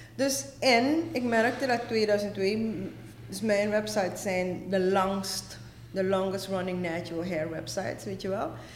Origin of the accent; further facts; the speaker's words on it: Suriname; moved away as an adult; also born or lived in Netherlands / Amsterdam, Netherlands; now in Brooklyn, New York, United States; ik ben inderdaad getogen in Suriname